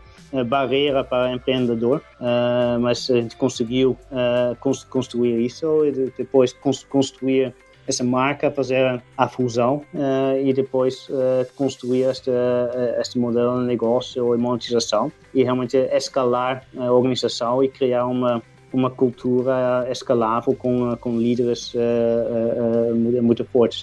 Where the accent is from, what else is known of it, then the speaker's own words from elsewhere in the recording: Netherlands; Portuguese is a second language; moved away as an adult; also born or lived in England; now in Brazil; eu sou holandês originalmente